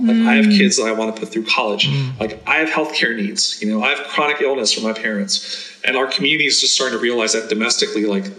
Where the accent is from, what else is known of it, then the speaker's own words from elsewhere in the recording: New York City, New York, United States; also born or lived in Afghanistan / India / Germany; And then we moved to New York and I grew up in Queens.